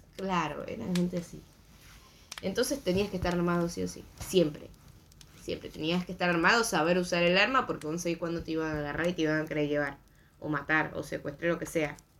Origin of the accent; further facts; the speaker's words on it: Venezuela; que sea venezolano